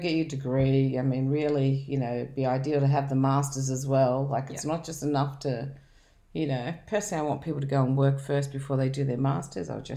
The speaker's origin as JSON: {"language": "English", "town": "Dubbo", "region": "New South Wales", "country": "Australia", "tie": "born or raised there", "said": "I grew up in Dubbo"}